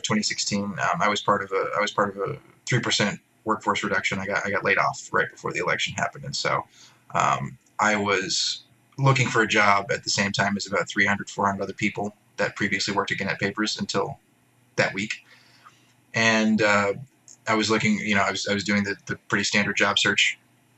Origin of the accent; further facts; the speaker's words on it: near Houston, Texas, United States; moved away as an adult; also born or lived in Virginia; now in Beijing, China; I'm from Texas originally. Near Houston. I mean, I'm not from Houston